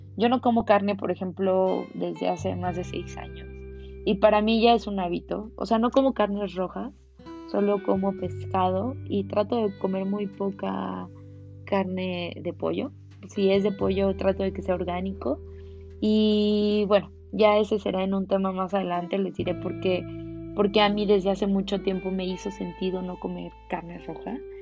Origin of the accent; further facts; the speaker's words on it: Mexico; como buen mexicano